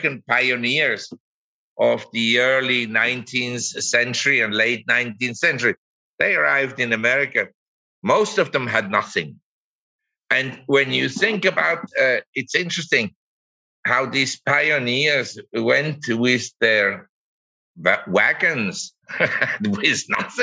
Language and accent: English; Zurich, Switzerland; moved away as an adult; also born or lived in Geneva / Hong Kong / New York; now in Chiang Mai, Thailand; I grew up in Zurich and in Switzerland